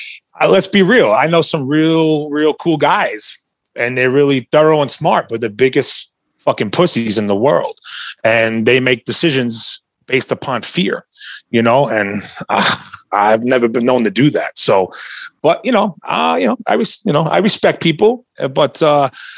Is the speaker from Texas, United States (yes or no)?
no; New York, United States; I grew up in New York